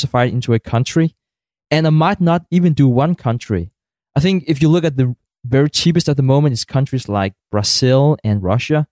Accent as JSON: {"language": "English", "country": "Denmark"}